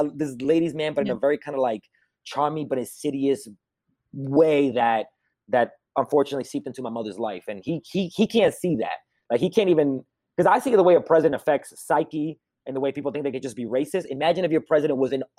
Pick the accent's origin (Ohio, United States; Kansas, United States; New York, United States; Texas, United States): New York, United States; I grew up in America like during Clinton